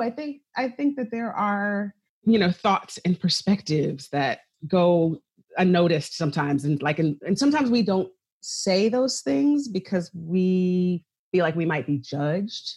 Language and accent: English; right outside of Philadelphia, Pennsylvania, United States; I grew up right outside of Philadelphia